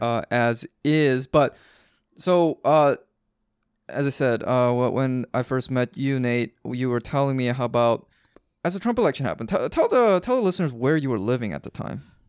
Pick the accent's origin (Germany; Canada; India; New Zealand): Canada; Vancouver, British Columbia; I'm a Canadian, so I was I was up in Vancouver